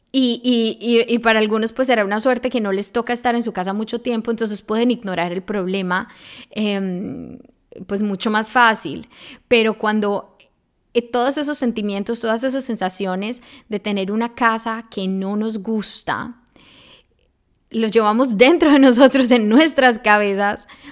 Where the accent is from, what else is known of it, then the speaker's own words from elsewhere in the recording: Medellín, Antioquia, Colombia; moved away as an adult; now in Germany; yo soy de Colombia, especialmente de Medellín, o sea, la ciudad de la eterna primavera